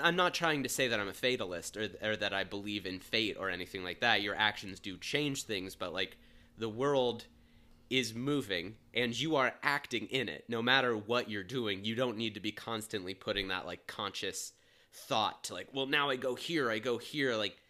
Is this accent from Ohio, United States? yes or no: yes; Cincinnati, Ohio, United States; We grew up in Cincinnati, just for those listening.